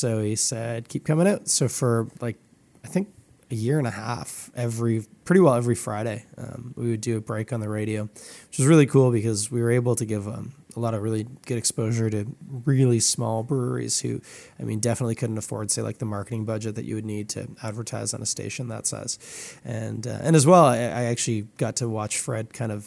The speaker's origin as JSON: {"language": "English", "town": "Toronto", "region": "Ontario", "country": "Canada", "tie": "born or raised there", "said": "I grew up in Scarborough"}